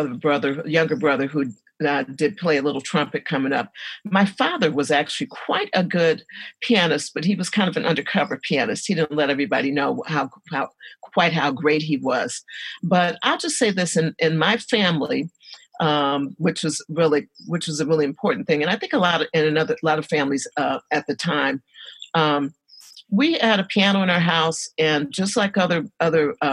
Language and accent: English; Detroit, Michigan, United States; I was born and raised here in Detroit